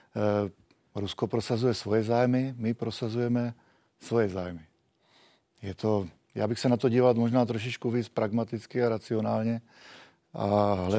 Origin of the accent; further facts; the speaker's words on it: Czechia; My jsme byli vždycky takový eh, zdrženlivější jako Češi